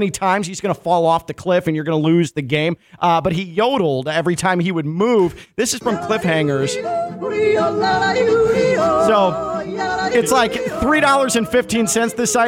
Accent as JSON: {"language": "English", "town": "Chicago", "region": "Illinois", "country": "United States", "tie": "born or raised there", "said": "I'm 39 years old, and I grew up in the Chicago area."}